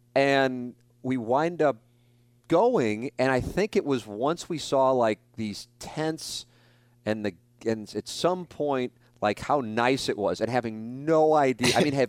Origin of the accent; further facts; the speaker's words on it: St. Louis, Missouri, United States; whether I'm from South St. Louis, which is kind of my go-to thing